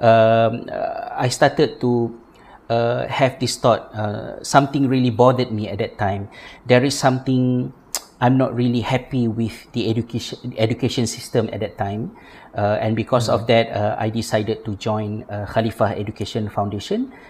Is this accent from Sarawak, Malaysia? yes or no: no; Ipoh, Perak, Malaysia; moved away as an adult; also born or lived in Jordan / Ireland; I came from Ipoh, and I had a very multi-ethnic and multicultural childhood.